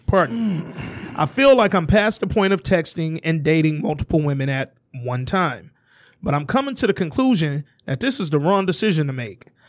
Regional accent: Alabama, United States; I'm from Alabama

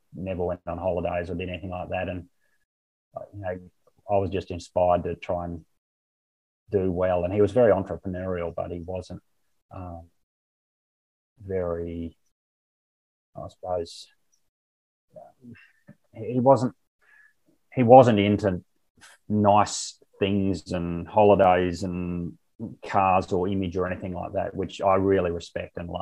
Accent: Barcaldine, Queensland, Australia; moved away as an adult; I was born on a farm at Barcaldine and had my first 23 years there.

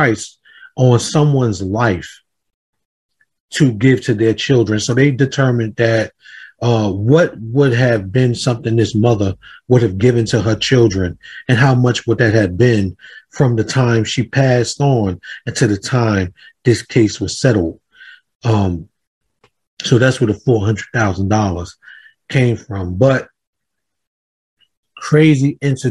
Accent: Jersey City, New Jersey, United States; I'm from Jersey City, by the way. I come from Jersey City, New Jersey

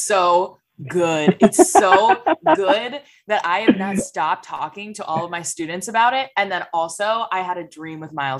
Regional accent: Wisconsin, United States; moved away; I grew up swimming in Wisconsin, so I'm pretty used to chillier water.

